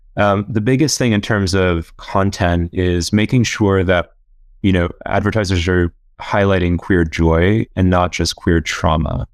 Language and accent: English; Orlando, Florida, United States; moved away as an adult; also born or lived in South Carolina / Oxford; I'm from Orlando, Florida, originally